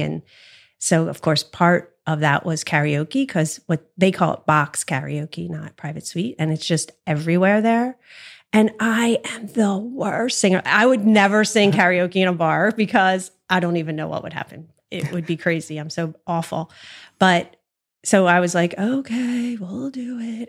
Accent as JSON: {"language": "English", "region": "New Jersey", "country": "United States", "also_born_or_lived": "Collingswood, New Jersey", "said": "I'm from South Jersey"}